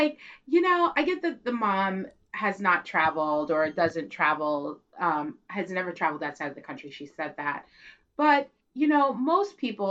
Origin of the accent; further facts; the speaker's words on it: United States; I'm American.